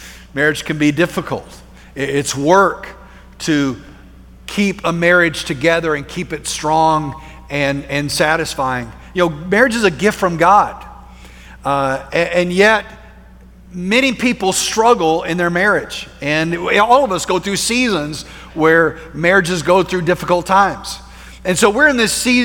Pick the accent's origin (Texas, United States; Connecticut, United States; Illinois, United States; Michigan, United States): Texas, United States; Plainview; we moved our family from Central Texas out to West Texas to a small town called Plainview